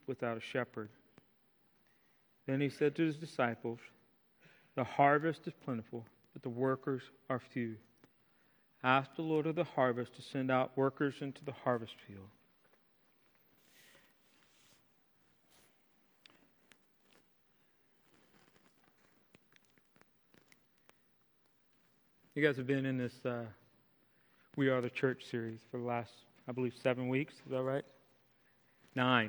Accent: Mechanicsville, Virginia, United States; my hometown, Mechanicsville

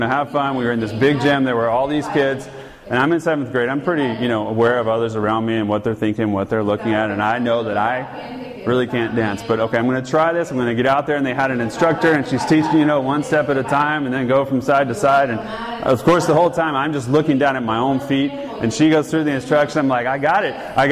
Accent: Georgia, United States; I'm from Georgia

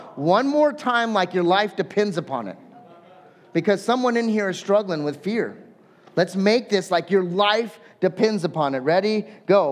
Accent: Southern California, United States; I'm actually from Southern California

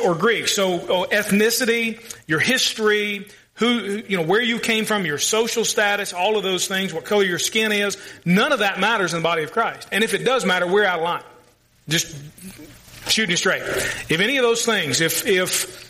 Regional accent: Louisville, Kentucky, United States; I grew up in the south end of Louisville with all the rednecks

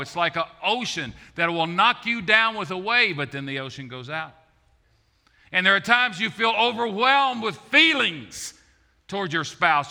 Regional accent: Maysville, Kentucky, United States; I was raised in Maysville, Kentucky, and that's a little two-bit town up on the High River

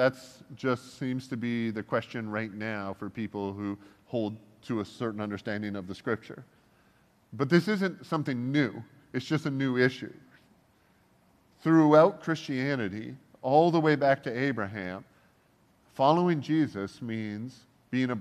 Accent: Canada; I am Canadian

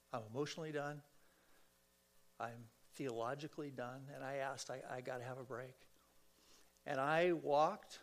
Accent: San Fernando Valley, California, United States; I'm a kid from the San Fernando Valley.

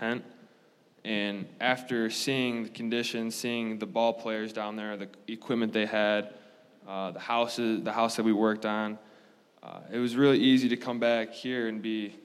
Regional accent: Zeeland, Michigan, United States; I'm from Zeeland, Michigan, from the other side of the state

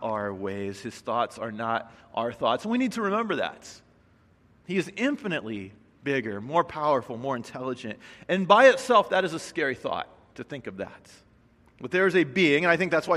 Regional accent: Midwest, United States; moved away; I grew up in the Midwest

